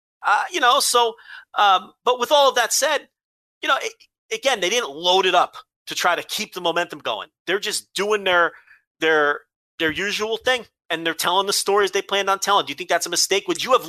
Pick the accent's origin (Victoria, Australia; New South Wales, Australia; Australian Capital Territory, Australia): Victoria, Australia; Melbourne; I am from Melbourne. I tried to be exotic with the Brisbane.